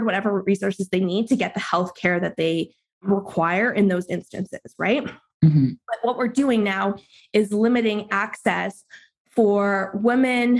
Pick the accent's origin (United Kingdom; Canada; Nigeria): Canada; I'm Canadian